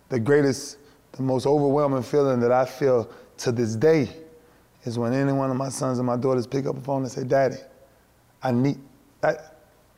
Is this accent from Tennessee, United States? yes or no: no; Lakeland, Florida, United States; doing it for my city, for where I'm from Lakeland.